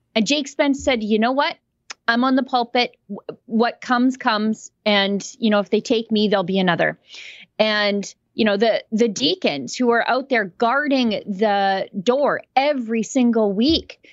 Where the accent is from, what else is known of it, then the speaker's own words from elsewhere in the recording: Canada; I'm Canadian